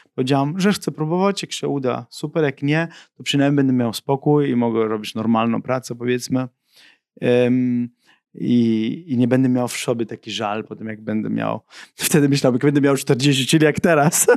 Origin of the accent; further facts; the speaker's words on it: Germany; Polish is a second language; also born or lived in Sicily; now in Poland; my z, z, z tym synem imigrantów wychowaliśmy się w Niemczech.